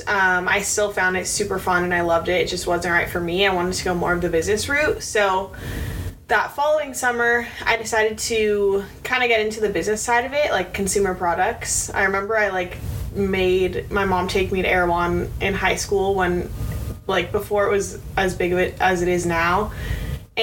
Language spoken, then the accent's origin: English; Pasadena, California, United States; I'm from Pasadena, so I'm SoCal local